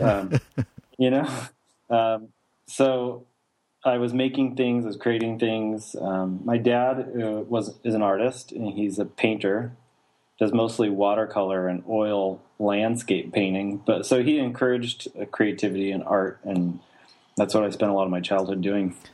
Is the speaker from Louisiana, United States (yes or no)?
no; Idaho Falls, Idaho, United States; I was born in Idaho Falls, Idaho. That's where I grew up, small town in the southeastern side of the state